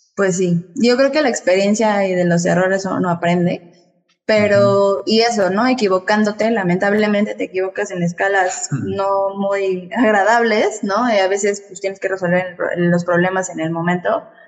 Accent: Mexico City, Mexico; moved away; also born or lived in Toluca, State of Mexico; yo nací en la Ciudad de México, pero viví allá muchos años.

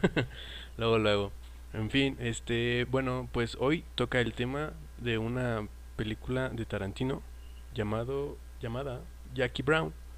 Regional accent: Mexico; uno como es mexicano

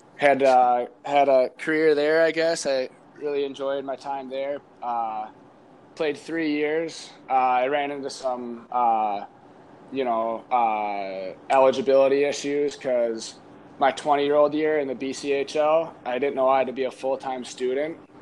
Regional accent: Stillwater, Minnesota, United States; play for my hometown, uh, Stillwater, that I grew up

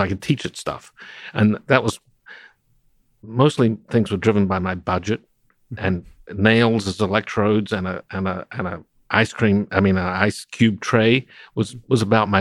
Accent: Adelaide, South Australia, Australia; I grew up in Adelaide, South Australia

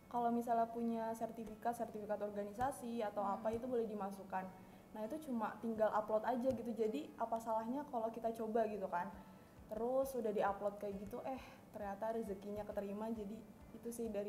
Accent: Yogyakarta, Special Region of Yogyakarta, Indonesia; aku dari jurusan Statistika juga angkatan 19, asal aku dari Jogja.

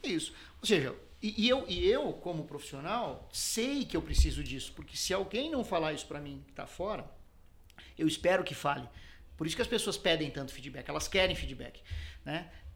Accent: São Paulo, Brazil; also born or lived in Garça, São Paulo (family); eu sou paulistano, mas a família é de Garça, do interior de São Paulo

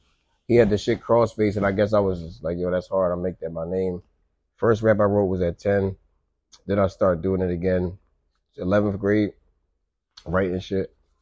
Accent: Pennsylvania, United States; born there; My pops stayed in Pennsylvania. I was born in Pennsylvania.

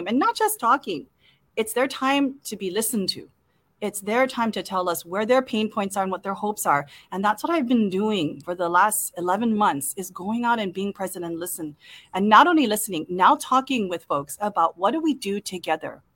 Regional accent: Kaneohe, Hawaii, United States; I've represented Kaneohe, gone to public schools right here, a proud Castle High School graduate where my son just started 9th grade here, generations

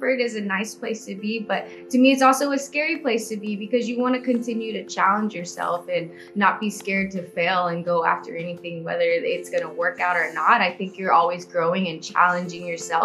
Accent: Houston, Texas, United States; I'm from Houston, Texas, born and raised

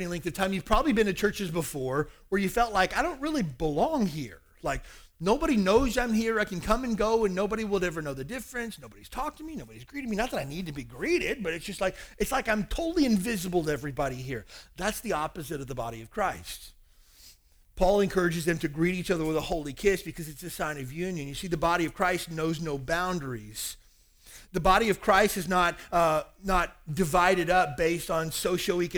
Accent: the South, United States; now in Hawaii, United States; I grew up in the South and everybody hugs everybody

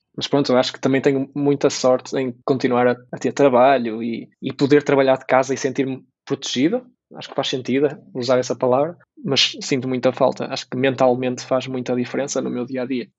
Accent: Braga, Norte, Portugal; also born or lived in Porto; regressar para Braga, apesar de ser a minha cidade natal

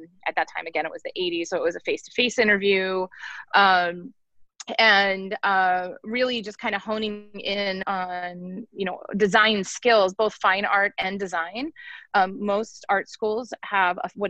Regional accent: near Philadelphia / south of Allentown, Pennsylvania, United States; moved away as an adult; now in Baltimore, United States; I grew up near Philly, so Philly wasn't far enough away for me, quite frankly. And neither was New York, because Allentown's pretty close to New York as well.

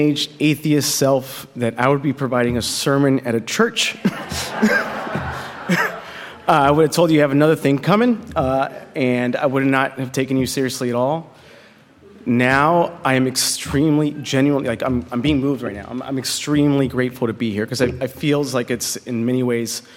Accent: Compton, California, United States; also born or lived in Los Angeles; I was born in Los Angeles, and when I was 4 years old, my mother passed away from leukemia. My father, you know, was a single father at that point with two kids, working a minimum wage job, and so we moved from where we were in L.A. to a small house right on the border between Linwood and Compton

